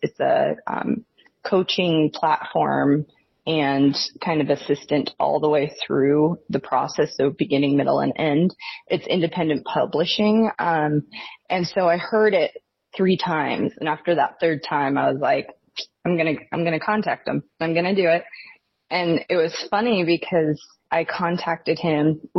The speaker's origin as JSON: {"language": "English", "region": "Washington", "country": "United States", "tie": "born or raised there", "said": "And so, I grew up in Northern Washington, right on the border of Idaho."}